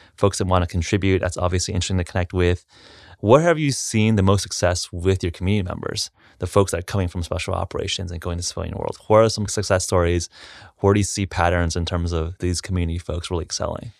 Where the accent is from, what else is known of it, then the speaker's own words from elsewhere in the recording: Los Angeles, California, United States; I grew up in a suburb in Los Angeles